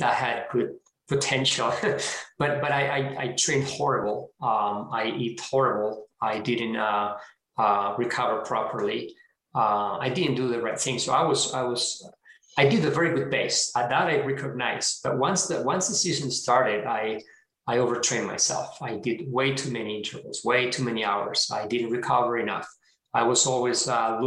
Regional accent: Spain; moved away; I'm originally from Spain

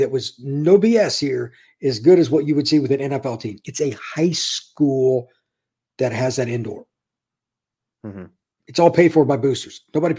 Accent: Indiana, United States; Like, I'm from Indiana originally. Indiana, Kentucky are the same with basketball.

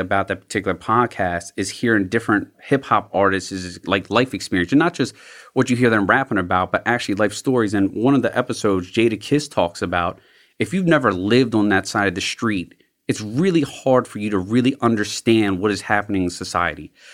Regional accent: Glen Burnie, Maryland, United States; also born or lived in South Baltimore; I grew up in Glen Burnie in the county

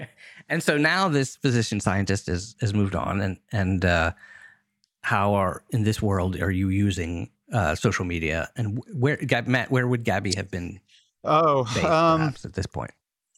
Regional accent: United States; I must say, in this universe, when I was growing up, I grew up just outside Washington, D.C.

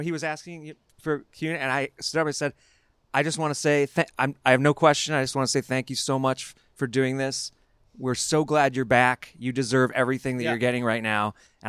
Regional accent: Los Angeles, California, United States; also born or lived in Cleveland, Ohio; I was born there, but I grew up in Los Angeles, so I don't know too much about Cleveland.

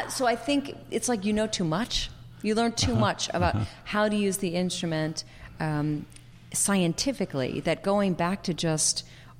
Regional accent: Philadelphia, Pennsylvania, United States; accent: Philadelphia; oh, say, can you sing? With my Philadelphia accent. But I sang it.

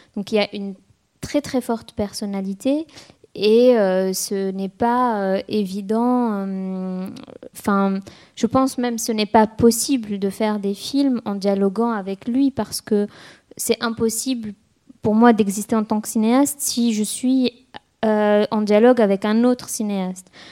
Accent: Tunis, Tunis Governorate, Tunisia; moved away as an adult; also born or lived in France; j'ai quitté Tunis

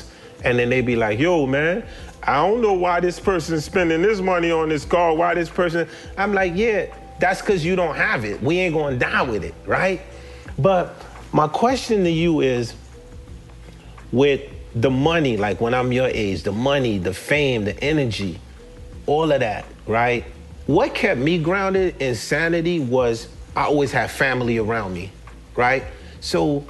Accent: New York City, New York, United States; moved away; also born or lived in Haiti / New Jersey; Coming from Haiti and growing up in Brooklyn and moving to New Jersey

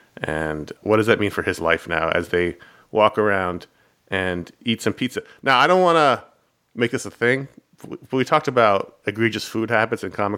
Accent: New York, United States; Now, I grew up in New York.

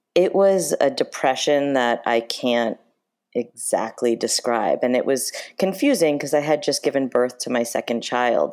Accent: Chappaqua, New York, United States; we grew up in Chappaqua

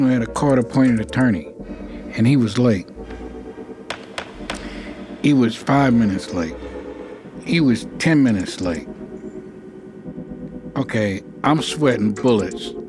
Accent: New York City, New York, United States; moved away; I'm from New York. You know, I grew up in Harlem.

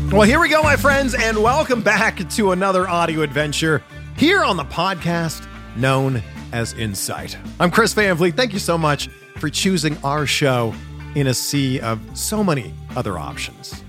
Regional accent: Canada; I'm Canadian

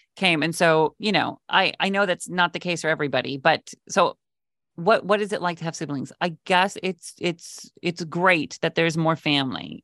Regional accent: West Coast, United States; I grew up on the West Coast

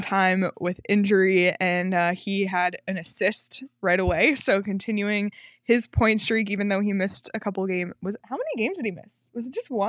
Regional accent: Canada; I'm Canadian

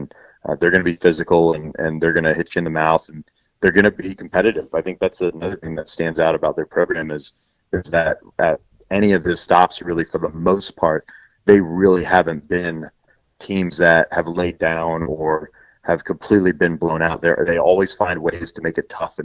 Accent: Tampa, Florida, United States; I grew up in Tampa. I knew a lot of Lovie Smith growing up

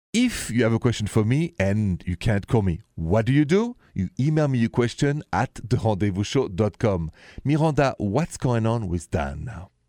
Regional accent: France; accent: French; My accent is French.

